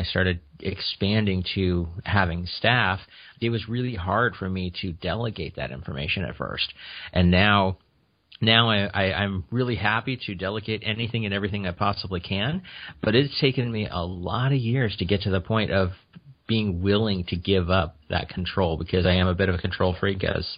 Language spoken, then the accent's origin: English; Kuna, Idaho, United States; I grew up outside of Boise, Idaho, in a small little town, Cuna